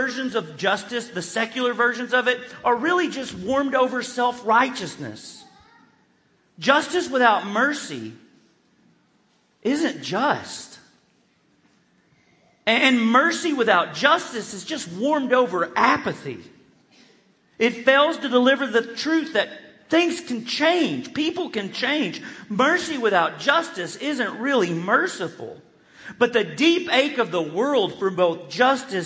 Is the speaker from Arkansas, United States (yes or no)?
yes; Arkansas, United States; growing up in Churches of Christ in Arkansas, I grew up in what I would consider a truth culture